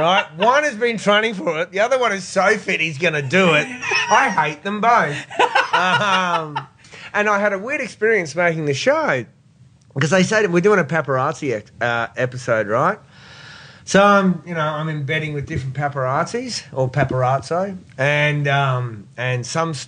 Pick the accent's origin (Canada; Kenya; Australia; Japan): Australia; Brisbane, Queensland; moved away as an adult; also born or lived in United States / Iraq; I grew up in Capera out near Fernie Grove.